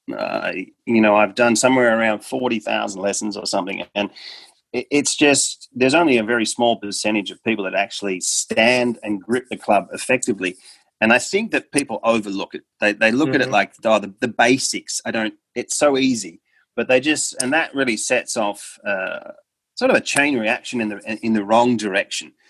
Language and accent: English; Australia; I come from Australia and grew up uh, in Australia